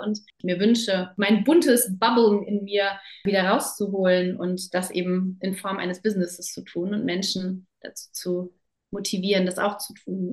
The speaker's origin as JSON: {"language": "German", "country": "Germany", "also_born_or_lived": "Namibia", "moved": "as an adult", "said": "als Deutsche"}